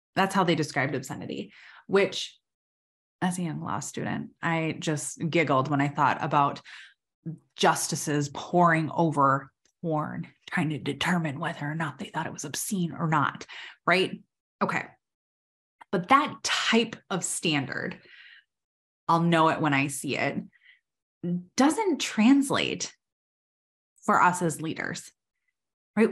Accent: Minnesota, United States; I'm from Minnesota

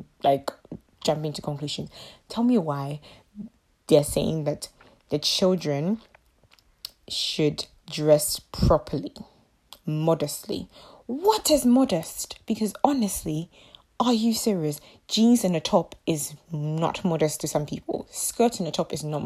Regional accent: Ghana; my mother is in Ghana, so I am from Ghana

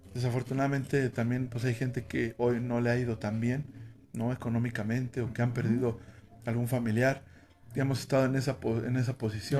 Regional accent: Ecatepec, State of Mexico, Mexico; mi pueblito que es San Cristóbal, Ecatepec

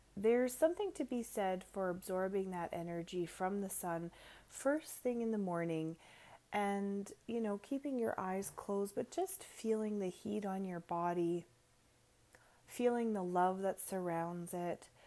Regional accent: Canada; I am the ….

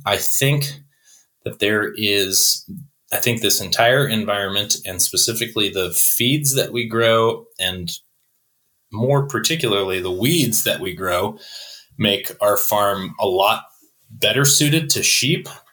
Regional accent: Buffalo, New York, United States; moved away as an adult; also born or lived in Swannanoa, North Carolina; I uh, was born and raised in Buffalo, New York

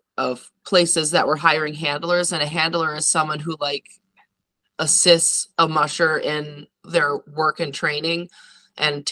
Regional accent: northern Wisconsin, United States; moved away as an adult; now in Alaska, United States; growing up in the Midwest, you know, no mountains

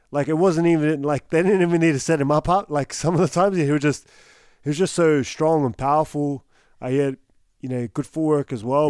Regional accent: Newcastle, New South Wales, Australia; I'm from Newcastle

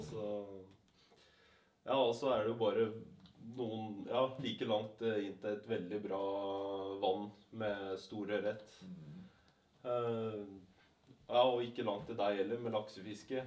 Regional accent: Mysen, Østfold, Norway; Jeg kom fra Mysen, som ligger i Østfold

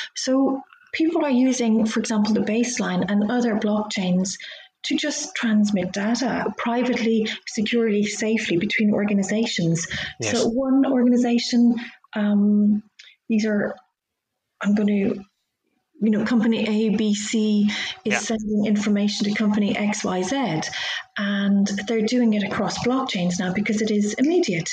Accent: Dublin, Leinster, Ireland; moved away as an adult; also born or lived in London; I moved to Dublin, where I'm from. I'm Irish

